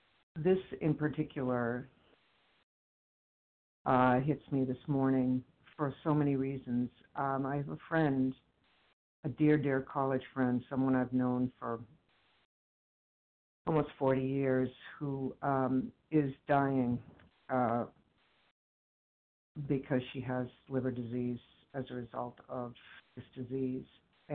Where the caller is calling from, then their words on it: Boston, Massachusetts, United States; I'm from the Boston area.